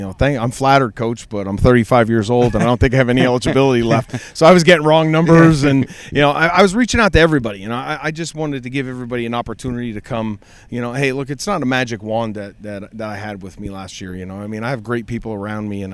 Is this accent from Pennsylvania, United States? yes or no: yes; Minersville, Pennsylvania, United States; I'm born and bred in Minersville